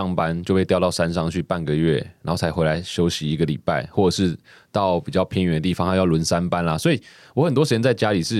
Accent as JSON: {"language": "Chinese", "country": "Taiwan", "first_language": "Taiwanese Hokkien", "second_language": "Chinese", "said": "其实我从小在家里就讲台语，我一直到幼稚园才学会讲就是国语。"}